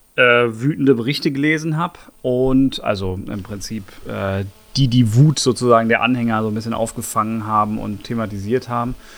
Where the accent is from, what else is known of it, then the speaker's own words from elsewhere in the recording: Bochum, North Rhine-Westphalia, Germany; now in Berlin, Germany; ich bin ja in Bochum geboren.